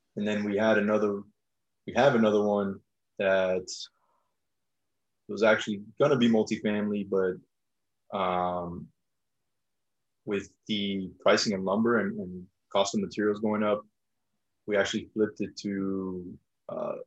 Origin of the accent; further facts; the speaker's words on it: South Florida, United States; moved away; I'm originally from South Florida.